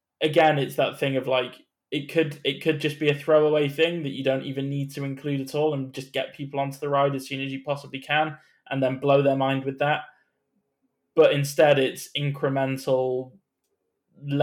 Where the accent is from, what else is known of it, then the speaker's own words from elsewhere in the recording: United Kingdom; as a British person